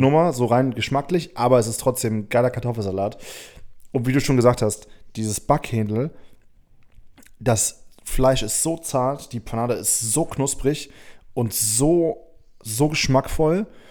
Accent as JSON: {"language": "German", "region": "Hamburg", "country": "Germany", "said": "ich komme aus Hamburg"}